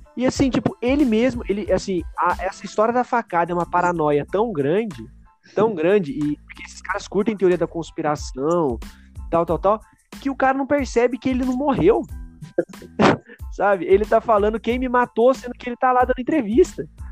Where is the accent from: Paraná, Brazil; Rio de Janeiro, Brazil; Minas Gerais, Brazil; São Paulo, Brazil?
São Paulo, Brazil; nós que somos paulistas